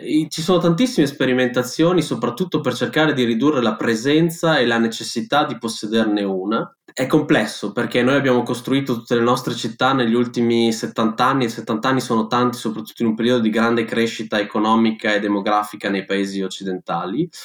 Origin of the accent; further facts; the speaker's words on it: Bologna, Emilia-Romagna, Italy; io vengo, sono di Bologna, abito in quell'orribile calderone che è la pianura padana